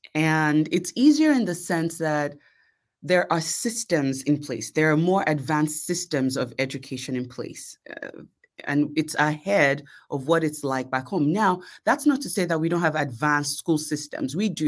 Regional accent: Lagos, Nigeria; born there; And so even though I was born in Lagos, I had the opportunity to see a little bit of life as a little girl. And I was also blessed with the opportunity to attend private school in Nigeria.

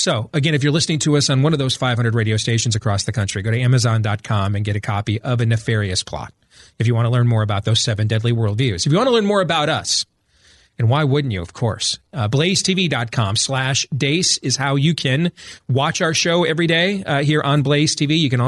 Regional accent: Grand Rapids, Michigan, United States; now in Des Moines, United States; I grew up in Grand Rapids, Michigan, but I was born here in Des Moines, Iowa. And that's where I raise my family now.

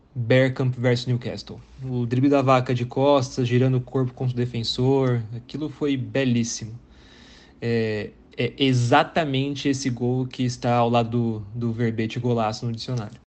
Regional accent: Brazil; eu sou brasileiro

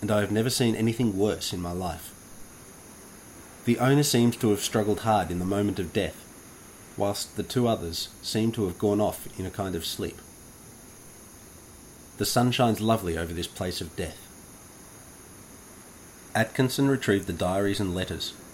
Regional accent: Australia; being an ornery Australian and of a different era

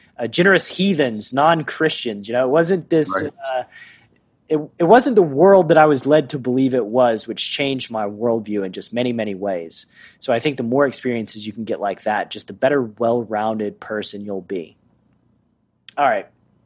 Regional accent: Tennessee, United States; moved away as an adult; also born or lived in Los Angeles; my life growing up in Tennessee

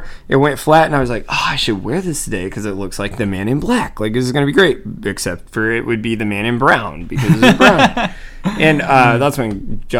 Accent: Georgia, United States; now in Florida, United States; I grew up in Georgia

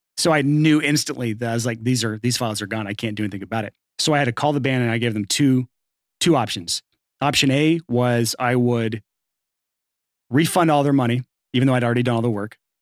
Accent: Athens, Alabama, United States; moved away as an adult; also born or lived in Lacey Springs, Alabama; now in Nashville, United States; I was from Athens, Alabama originally

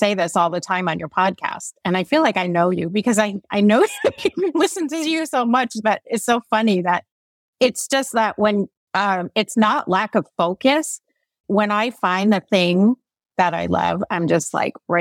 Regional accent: Connecticut, United States; I'm from Connecticut originally

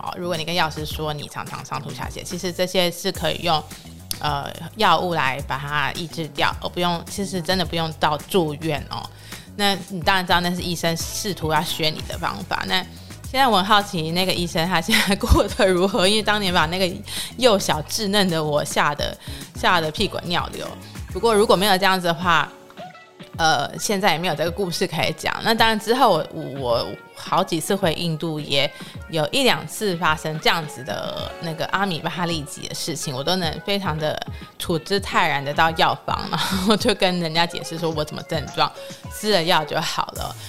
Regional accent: Taiwan; 我说：“哦，台湾。”

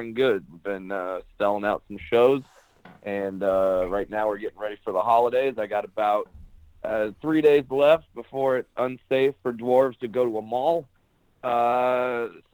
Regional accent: Orange County, California, United States; I'm originally from Orange County, California.

